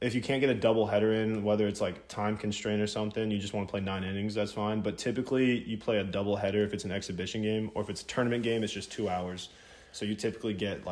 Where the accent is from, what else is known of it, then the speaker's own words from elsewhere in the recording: Jacksonville, Florida, United States; also born or lived in South Carolina; I grew up in Jacksonville, been here my whole life, born and raised